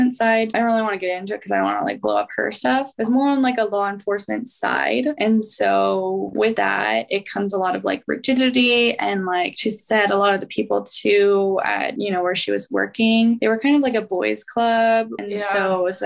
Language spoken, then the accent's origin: English; California, United States; moved away as an adult; also born or lived in Boise; I'm from California